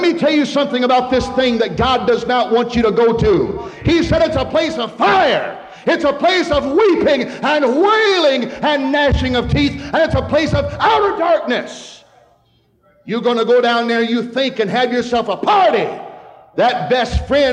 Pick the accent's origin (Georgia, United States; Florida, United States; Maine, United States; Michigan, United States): Michigan, United States; Hadley; We had two gas stations in town when I grew up there in Hadley, Michigan.